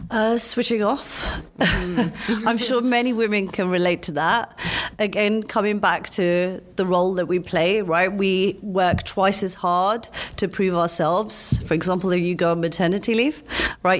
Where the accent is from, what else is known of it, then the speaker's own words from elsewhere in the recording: London, United Kingdom; I'm from London